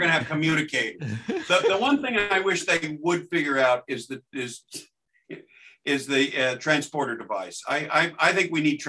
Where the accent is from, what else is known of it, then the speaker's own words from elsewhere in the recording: Texas, United States; moved away as an adult; When I moved from Texas to go to school out here in the late 80s, I couldn't wrap my head around the answer machine.